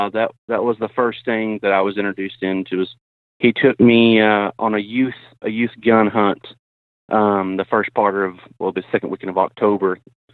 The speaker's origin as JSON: {"language": "English", "town": "Ada", "region": "Oklahoma", "country": "United States", "tie": "born or raised there", "said": "Yeah, I'm from South Central Oklahoma, a little town called Ada. I work at a Ford dealership, service advisor there. I've lived here all my life"}